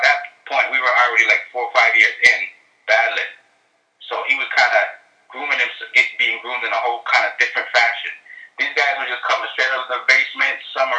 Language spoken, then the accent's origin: English; Toronto, Ontario, Canada; I grew up around African, Caribbean, Chinese, Middle East, South American, like every culture is in Toronto.